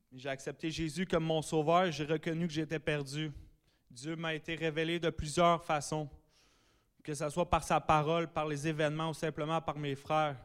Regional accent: Sainte-Adèle, Quebec, Canada; je viens de Saint-Adèle dans les Laurentides

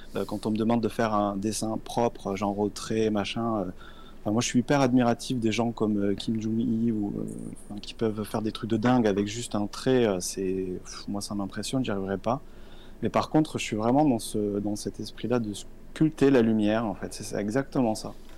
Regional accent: a small village near Tarbes, Occitania, France; moved away as an adult; also born or lived in Paris; now in Bordeaux, France; je viens d'un petit village à côté de Tarbes

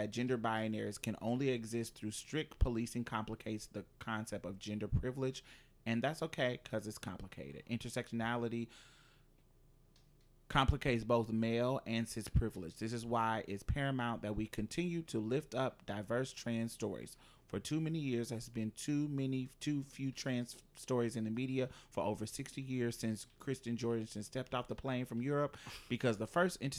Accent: Mobile, Alabama, United States; I grew up in Mobile, Alabama.

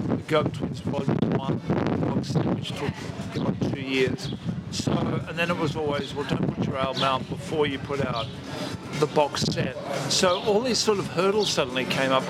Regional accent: Brisbane, Queensland, Australia; we're from Brisbane

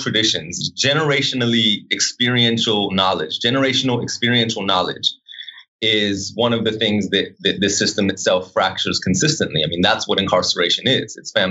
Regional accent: Los Angeles, California, United States; I come from Los Angeles

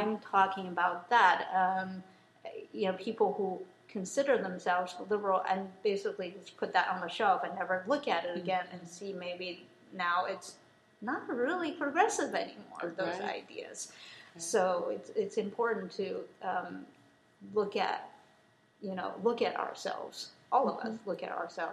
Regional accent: United States; I'm American

